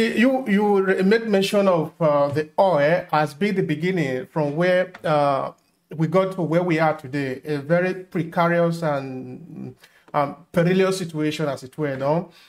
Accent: Nigeria; I really still am proud of being a Nigerian

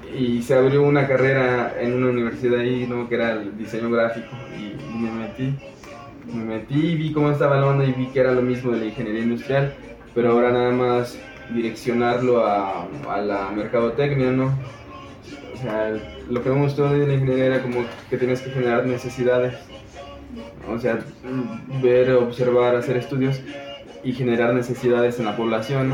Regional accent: Matehuala, San Luis Potosí, Mexico; moved away; de Matehuala, San Luis Potosí. Eh, es la parte norte de San Luis Potosí

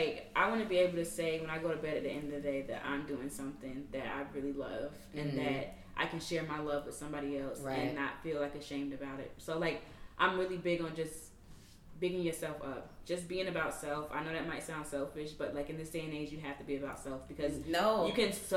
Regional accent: the South, United States; I'm from the South. So, like, in the South, you had to be a certain way

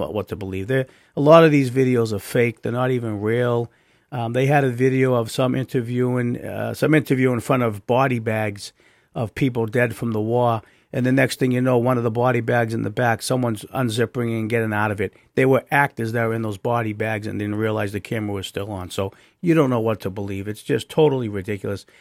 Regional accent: United States

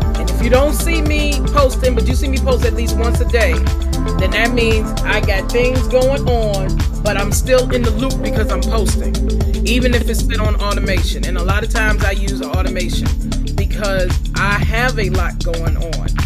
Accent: Farmville, Virginia, United States; Farmville, and that's because that's my hometown.

